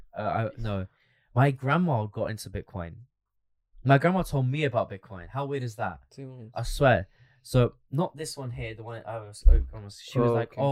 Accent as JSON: {"language": "English", "region": "London", "country": "United Kingdom", "said": "we're from London"}